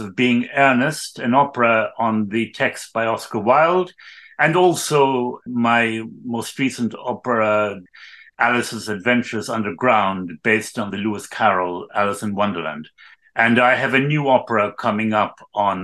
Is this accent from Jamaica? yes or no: no; Ireland; also born or lived in Cologne; I was born in Ireland in 1952